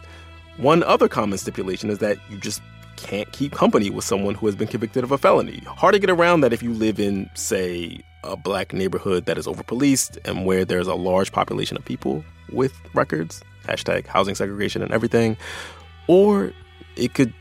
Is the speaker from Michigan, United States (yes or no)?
no; Philadelphia, Pennsylvania, United States; in my hometown